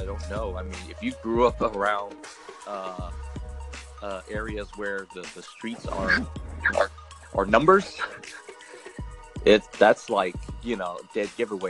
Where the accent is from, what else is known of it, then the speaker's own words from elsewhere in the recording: Oakland, California, United States; I grew up in the Park Boulevard area, right by Oakland High.